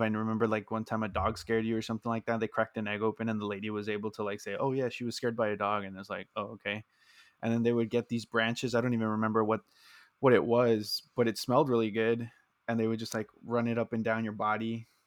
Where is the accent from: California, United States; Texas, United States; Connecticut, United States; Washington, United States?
Texas, United States; South; we're both uh, born and raised in Texas South Texas specifically